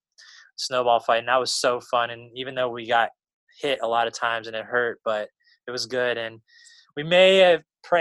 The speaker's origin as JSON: {"language": "English", "region": "Maryland", "country": "United States", "moved": "yes", "lives_now": "North Carolina, United States", "said": "I'm from Maryland, you know, used to snow pretty good"}